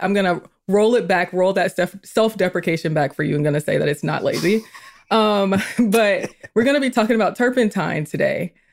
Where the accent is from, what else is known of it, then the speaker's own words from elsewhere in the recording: Atlanta, Georgia, United States; also born or lived in South Carolina; I was born in South Carolina, raised in Georgia, so I'm a very Southern girl